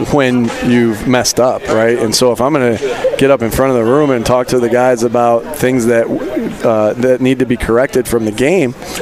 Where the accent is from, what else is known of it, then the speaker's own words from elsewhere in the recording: East Coast, United States; I grew up on the East Coast